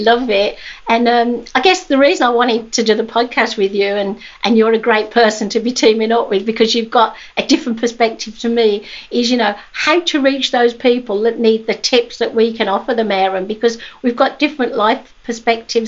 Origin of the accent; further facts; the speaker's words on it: England, United Kingdom; moved away; at high school in England, because obviously I was born in England